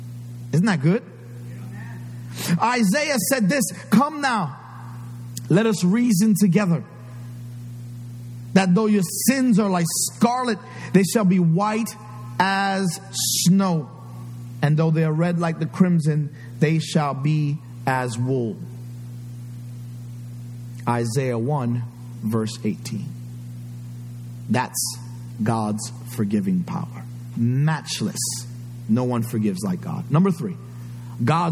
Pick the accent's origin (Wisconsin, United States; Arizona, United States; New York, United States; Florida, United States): New York, United States; New York City; I grew up in New York City. A lot of stuff happened that I can't forget. The Bronx is in me.